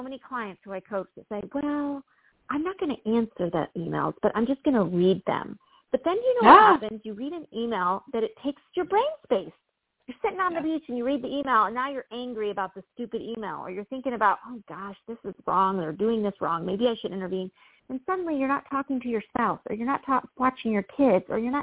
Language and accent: English; Midwest, United States; I've had this kind of farmer mentality growing up in the Midwest